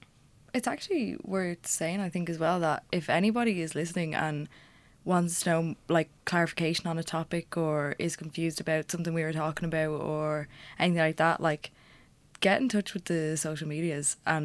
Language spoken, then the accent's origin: English; Dublin, Leinster, Ireland; I'm 20, I'm from Dublin